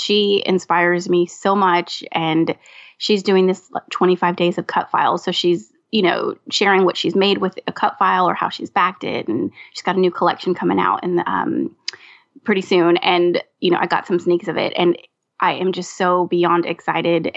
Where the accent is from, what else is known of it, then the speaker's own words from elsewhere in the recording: California, United States; now in Louisiana, United States; Originally born and raised in California